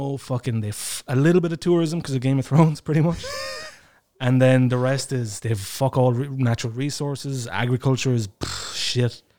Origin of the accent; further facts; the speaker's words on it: Dingle Peninsula, Kerry, Munster, Ireland; now in Estonia; I'm from the Dingle Peninsula